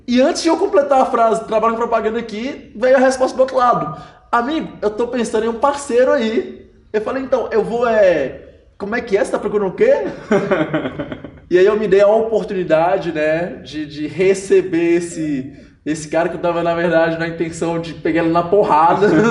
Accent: Montes Claros, Minas Gerais, Brazil; lá em Montes Claros, onde eu sou caçula de, de três filhos, minha mãe era professora

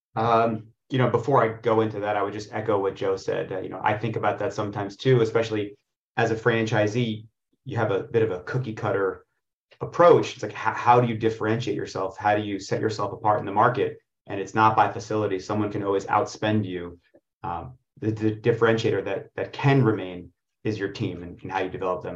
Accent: Israel; now in New York City, United States; I was born in Israel, and specifically on a kibbutz

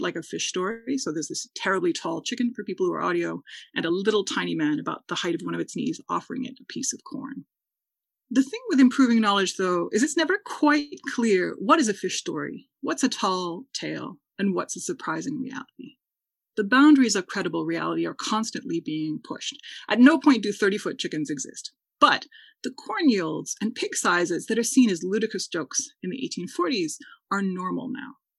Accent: Wisconsin, United States; I'm from Wisconsin

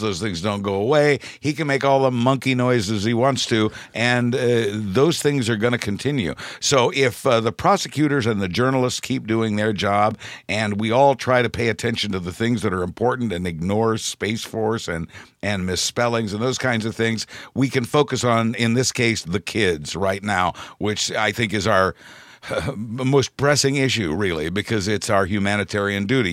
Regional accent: Midwest, United States; I'm from the Midwest

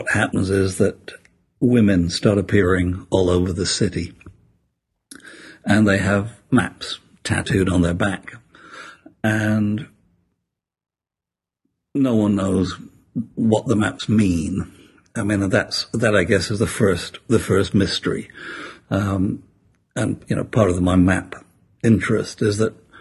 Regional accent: Sheffield, Yorkshire and the Humber, United Kingdom; I was born in Sheffield, which is a steel town in the north of England. And as I grew up, the steel industry died.

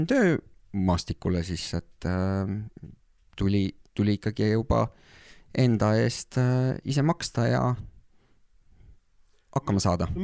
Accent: Saarde Parish, Pärnu County, Estonia; moved away as an adult; also born or lived in Norway; mina olen siit

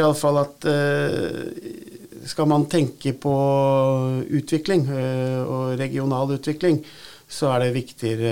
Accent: Nordre Follo, Akershus, Norway; Jeg kommer jo fra Nordre Follo

